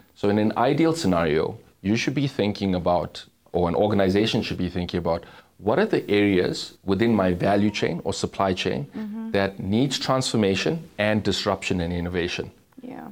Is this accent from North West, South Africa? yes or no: no; Durban, KwaZulu-Natal, South Africa; born and bred in Durban, um, grew up in a township